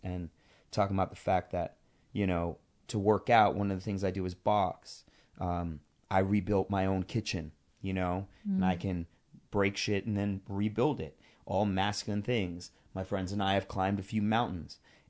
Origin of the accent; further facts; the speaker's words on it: Queens, New York, United States; I am a kid from Queens.